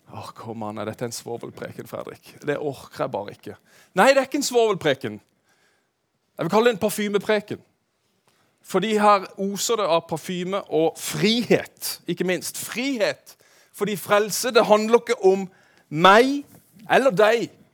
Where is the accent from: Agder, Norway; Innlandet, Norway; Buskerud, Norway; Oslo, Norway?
Agder, Norway; Kristiansand; moved away; jeg er jo Randesund-gutt, for de av dere som vet det. Jeg vokste opp på Søm.